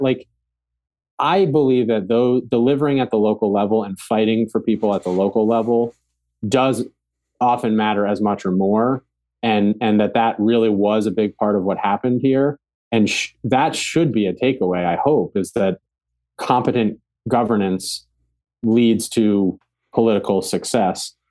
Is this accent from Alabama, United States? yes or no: no; Ulster County, New York, United States; growing up in Ulster County, it was, like, Republican